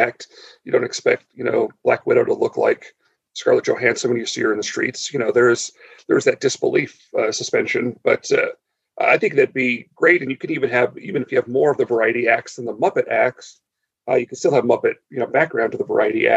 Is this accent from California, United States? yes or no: yes; Southern California, United States; I grew up in Southern California